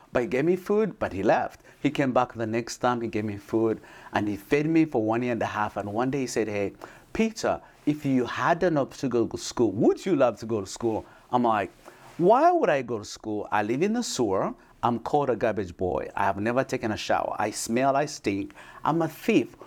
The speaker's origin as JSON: {"language": "English", "country": "Uganda", "tie": "born or raised there", "moved": "yes", "said": "I come from Uganda. I was born in a small village."}